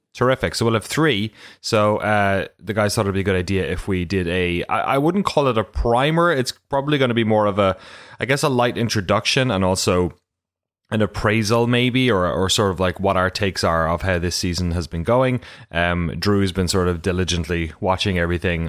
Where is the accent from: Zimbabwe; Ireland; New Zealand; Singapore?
Ireland; also born or lived in London; I'm from Ireland